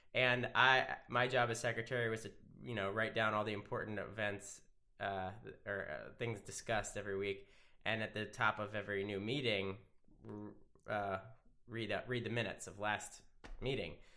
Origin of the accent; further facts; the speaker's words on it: Wilmington, Delaware, United States; I'm from Wilmington, Delaware